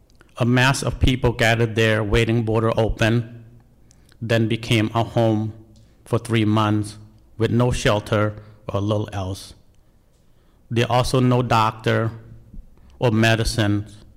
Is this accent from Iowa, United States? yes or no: yes; Des Moines, Iowa, United States; English is a second language; also born or lived in Cambodia; People in training always ask me where I'm from, expect me to say Cambodia. I'm from Iowa, Des Moines, my home.